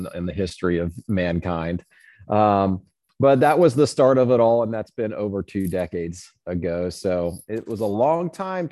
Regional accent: Southern Indiana, United States; I grew up in Boy Scouts in Southern Indiana.

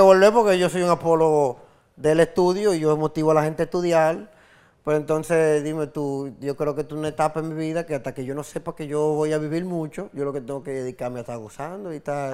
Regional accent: Santo Domingo, Distrito Nacional, Dominican Republic; mi carrera como músico callejero empezó mi adolescencia, yo andaba por en Sánchez La Fe y por Cristo Rey, Villa Juana, el Kennedy, los alrededores de mi casa, yo vivía en Sánchez La Fe

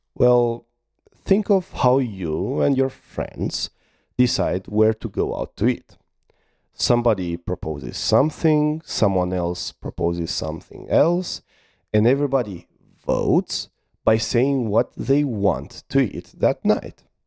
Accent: Romania; I'm from Romania

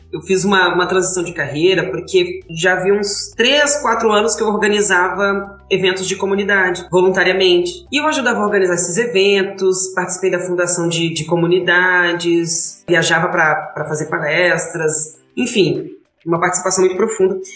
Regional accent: Brasília, Federal District, Brazil; moved away; eu sou do plano piloto de Brasília

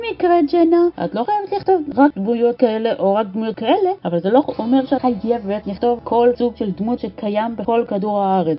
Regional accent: Israel; אצלנו בישראל

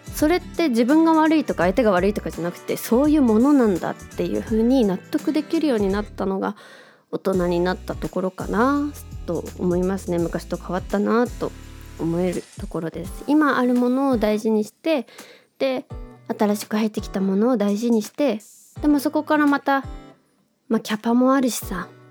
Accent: Tokyo, Japan; 東京生まれ東京出身で

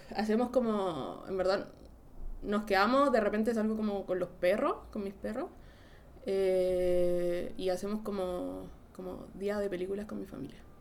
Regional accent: Santiago, Santiago Metropolitan Region, Chile; also born or lived in France; yo soy como, de Santiago

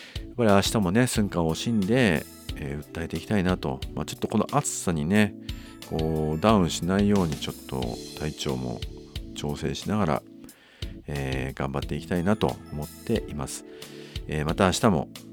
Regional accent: Nanto, Toyama, Japan; 私のその生まれた稲美町と旧稲美町

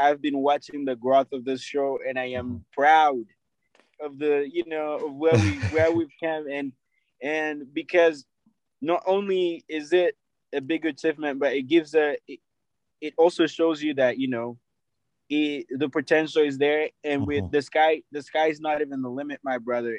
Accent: Kampala, Central Region, Uganda; Yeah, so I am from Kansanga Buziga area. So anybody who knows that, you know, Konge Road, Munyonyo Road, that's my area. That's where I come from, Machindia side, where I grew up from.

